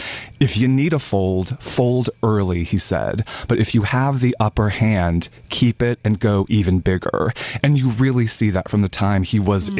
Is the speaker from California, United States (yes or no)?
yes; California, United States; a confectioner that I grew up with in California